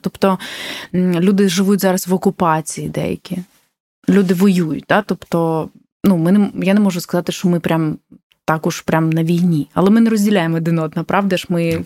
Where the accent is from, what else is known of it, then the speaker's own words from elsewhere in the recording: Ukraine; я з України